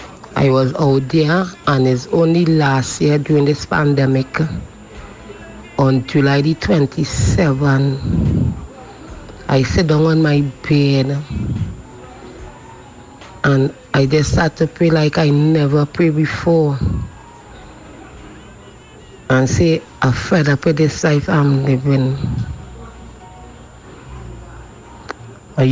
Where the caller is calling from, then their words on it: Maloney, Trinidad & Tobago; I'm calling from Maloney.